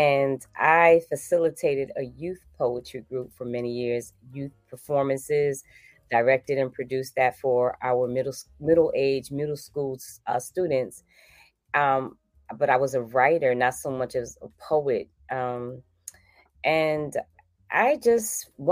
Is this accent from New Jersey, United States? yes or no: yes; Newark, New Jersey, United States; I am originally from Newark, New Jersey